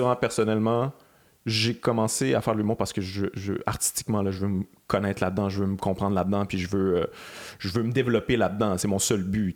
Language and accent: French; Quebec City, Quebec, Canada; je viens de Québec